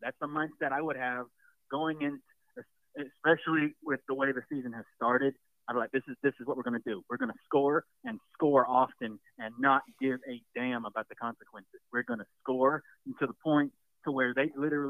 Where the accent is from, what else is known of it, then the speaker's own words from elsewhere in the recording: Columbia, South Carolina, United States; technically, I'm from Columbia.